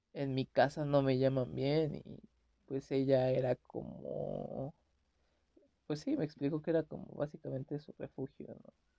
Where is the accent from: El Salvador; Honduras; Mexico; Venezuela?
Mexico; soy de México.